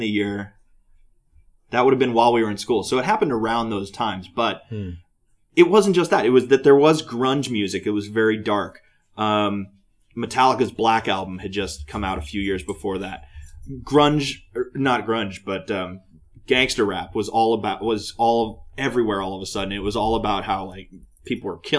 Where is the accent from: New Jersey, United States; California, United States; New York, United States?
California, United States; San Ramon; also born or lived in Walnut Creek, California / Pleasant Hill, California; So then we moved to San Ramon, and I grew up there.